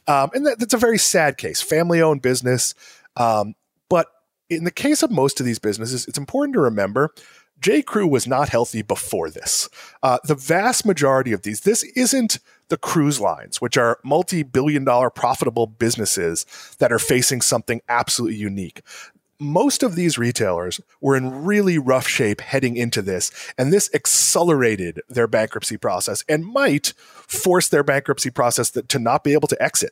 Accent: Swampscott, Massachusetts, United States; also born or lived in New York / Connecticut; now in West Palm Beach, United States; I'm from, uh, I always say Boston, but I'm from Swampscott, Massachusetts, uh, so about twenty minutes north

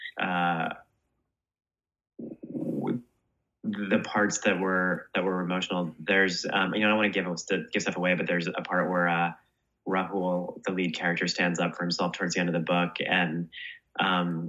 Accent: New York City, New York, United States; as a New Yorker

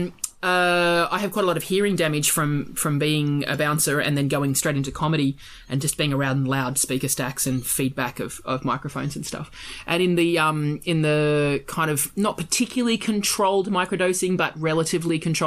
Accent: Australia; I'm Australian

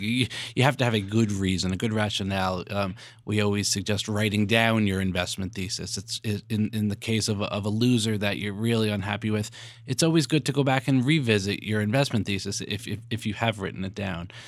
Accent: New York, United States; I'm a New Yorker

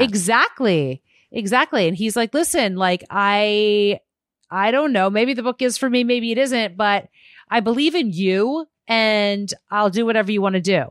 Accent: Arizona, United States; a young kid growing up in Arizona

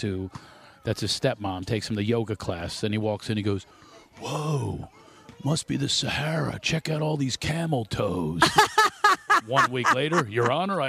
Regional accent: Philadelphia, Pennsylvania, United States; I'm from Philadelphia

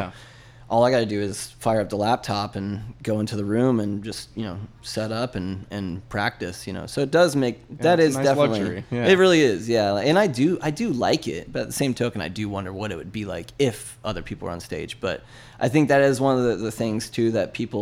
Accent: Tampa, Florida, United States; now in St. Petersburg, United States; I was born and raised in Tampa, and I crossed the bridge about 7 years ago

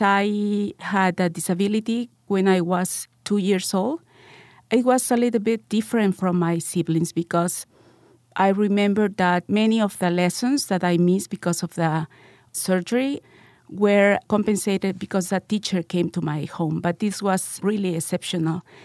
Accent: Lima, Peru; also born or lived in North Carolina; I live in Lima, Peru, and I grew up in Lima, Peru also.

